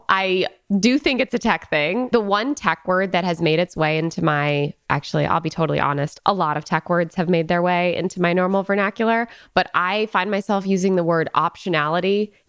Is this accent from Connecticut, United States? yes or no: yes; northwest Connecticut, United States; now in Bay Area, United States; I'm from like the northwest corner of Connecticut, so just a couple hours away.